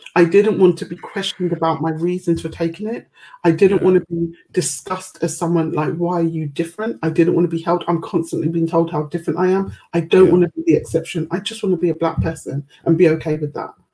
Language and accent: English; United Kingdom; I've always been quite proud to be British.